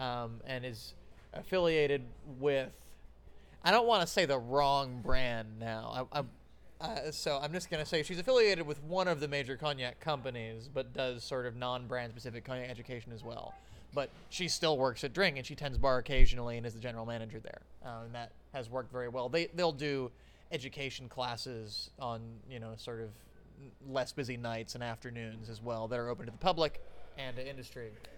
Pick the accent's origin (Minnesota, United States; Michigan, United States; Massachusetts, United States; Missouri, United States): Massachusetts, United States; Boston; Born and raised in the Boston area, I have lived in Middlesex County, Massachusetts, my entire life aside from college.